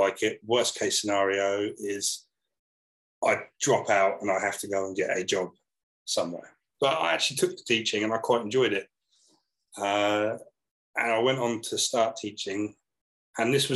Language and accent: English; Portsmouth, South East England, United Kingdom; I come from Portsmouth on the south coast of the UK. My dad was, when I was growing up, my dad was an electrician